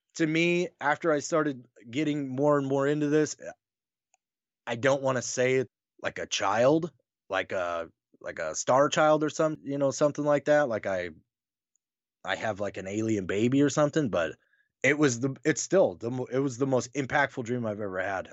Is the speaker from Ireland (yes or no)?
no; Wyoming, United States; also born or lived in North Carolina; now in Nebraska, United States; I'm a Wyoming guy. Like, I grew up there. I was born in North Carolina